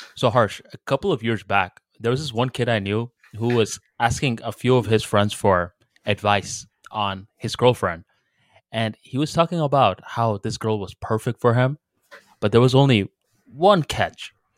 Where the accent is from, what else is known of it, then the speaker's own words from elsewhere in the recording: United States; I'm from America